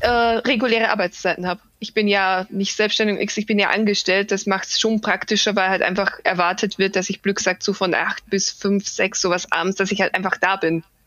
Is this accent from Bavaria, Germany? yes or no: yes; Bavaria, Germany; ich komme zwar aus Bayern und zwar wirklich aus dem größten, wie gesagt, Pampa direkt am Land